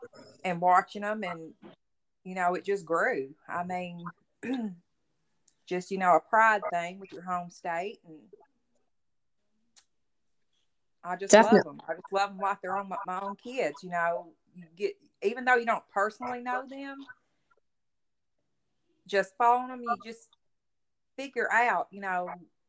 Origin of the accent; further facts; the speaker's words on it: Tennessee, United States; I'm from Tennessee.